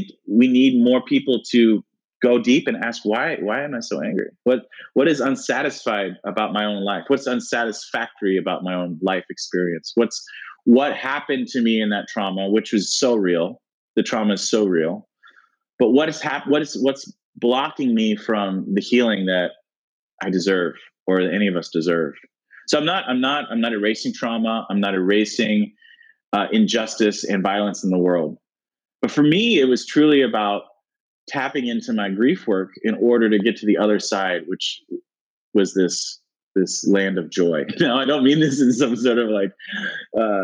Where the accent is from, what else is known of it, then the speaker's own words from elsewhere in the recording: United States; growing up in America